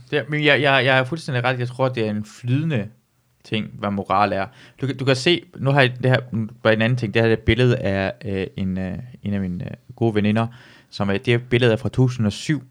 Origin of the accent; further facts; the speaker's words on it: near Aalborg, North Denmark Region, Denmark; hvor jeg voksede op ind, så, så plejer jeg altid at sige, at uden for Aalborg, en by, der hedder Lykstør